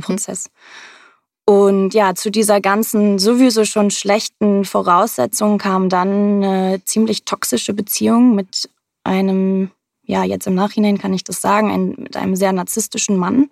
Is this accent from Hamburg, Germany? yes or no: yes; Hamburg, Germany; aus Hamburg. Ich bin auch hier geboren, ähm, habe fast mein ganzes Leben lang hier gelebt